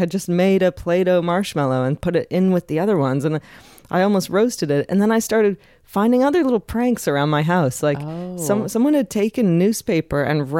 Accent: Canada; as a Canadian

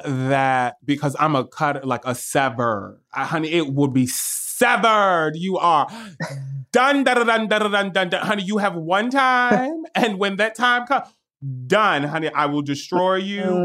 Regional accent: New York, United States; I'm a New Yorker too

